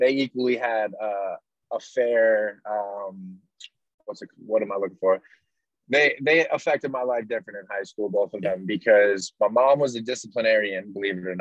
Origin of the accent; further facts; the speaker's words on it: Gloucester, Massachusetts, United States; My whole family grew up going to Gloucester High School, which is the public school in my hometown